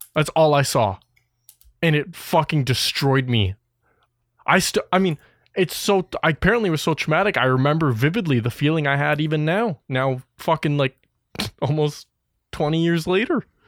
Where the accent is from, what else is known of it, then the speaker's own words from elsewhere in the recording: Wisconsin, United States; me and …, we're from Wisconsin